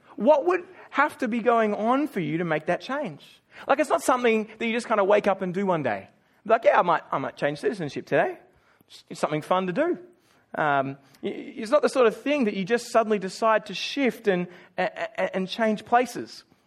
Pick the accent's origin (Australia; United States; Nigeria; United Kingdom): Australia; moved away as an adult; now in Auckland, New Zealand; I was born in Australia, you know, the Western Island. Uh, a-, and, and for me, I, I grew up in, in one house.